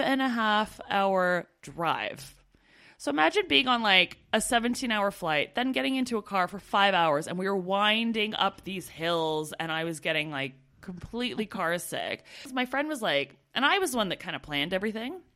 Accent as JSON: {"language": "English", "country": "Canada", "moved": "as an adult"}